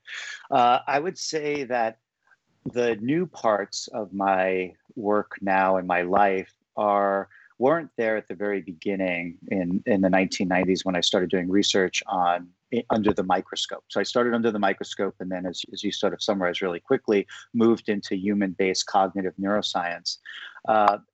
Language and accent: English; New York City, New York, United States; as a New Yorker with no nature exposure